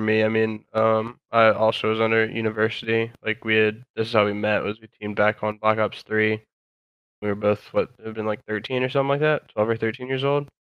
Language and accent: English; Virginia, United States; I'm from Virginia